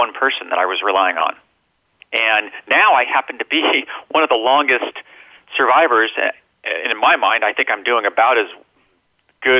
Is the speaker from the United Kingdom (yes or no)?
no; Minnesota, United States; moved away; I came from Minnesota